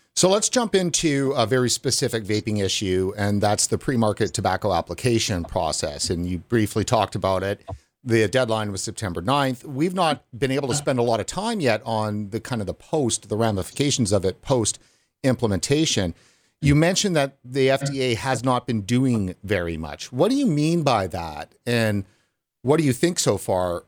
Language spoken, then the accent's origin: English; Canada; as a Canadian